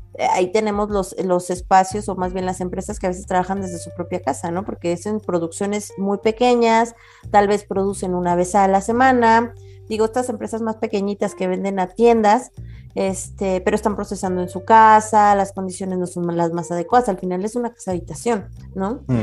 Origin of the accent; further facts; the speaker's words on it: Mexico; comunidades de mexicanos, que prácticamente estamos regados por todo el mundo